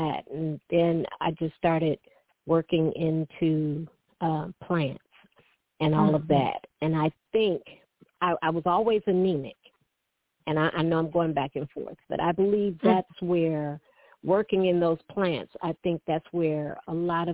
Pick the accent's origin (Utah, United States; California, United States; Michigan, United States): Michigan, United States; Detroit; I was born and raised in Detroit